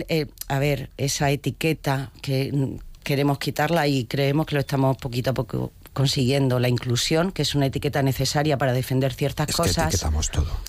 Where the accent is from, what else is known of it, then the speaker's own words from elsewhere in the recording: Region of Murcia, Spain; somos todos murcianos.